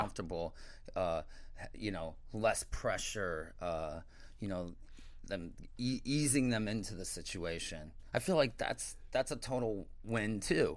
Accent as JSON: {"language": "English", "town": "St. Louis", "region": "Missouri", "country": "United States", "also_born_or_lived": "Chicago / Miami / New York", "moved": "as an adult", "said": "I'm from Saint Louis originally"}